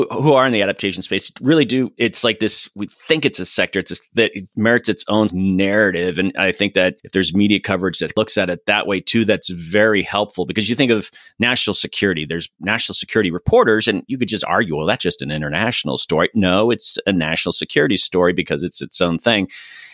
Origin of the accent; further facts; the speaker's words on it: Florida, United States; I'm from Florida